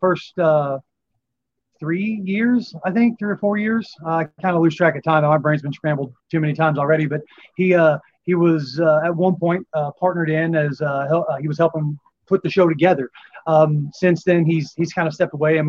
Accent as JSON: {"language": "English", "town": "Chaffee", "region": "Missouri", "country": "United States", "tie": "born or raised there", "said": "that's actually my hometown. That's where I live"}